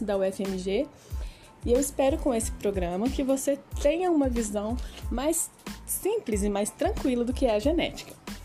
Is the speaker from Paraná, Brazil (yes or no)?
no; Belo Horizonte, Minas Gerais, Brazil; eu sou de Belo Horizonte, Minas Gerais